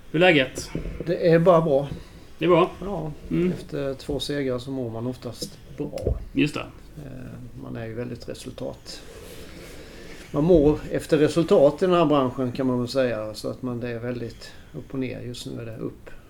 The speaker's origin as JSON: {"language": "Swedish", "town": "Lammhult", "region": "Kronoberg County", "country": "Sweden", "tie": "born or raised there", "also_born_or_lived": "Växjö"}